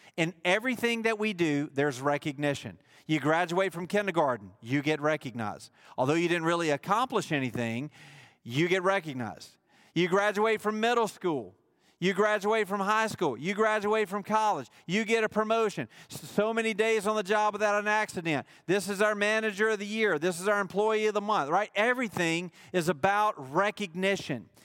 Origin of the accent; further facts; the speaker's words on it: Mississippi, United States; he chose to plant me in the state of Mississippi